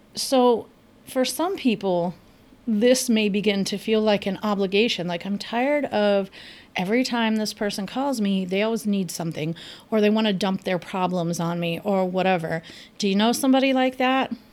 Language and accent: English; Los Angeles, California, United States; moved away; I am originally from Los Angeles. I grew up with great tacos.